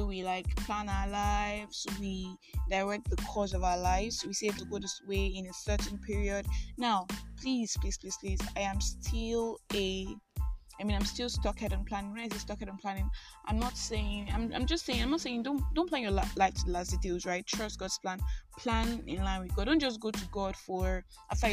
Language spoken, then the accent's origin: English; Nigeria; I am that Nigerian